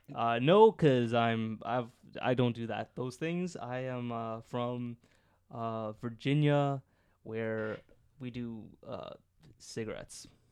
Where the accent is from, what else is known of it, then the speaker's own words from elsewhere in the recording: Scarborough, Ontario, Canada; I'm from Scarborough as well